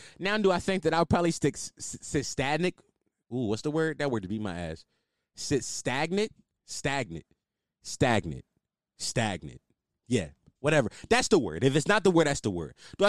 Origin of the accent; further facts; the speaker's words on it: Philadelphia, Pennsylvania, United States; I'm from Philly. And, like, I knew, like, the city was pretty violent. Like, when people ask about Philly, I say it's a war zone because it's 100% a war zone.